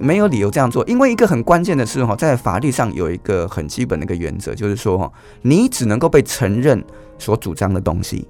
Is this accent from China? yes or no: no; Taiwan; 我们台湾人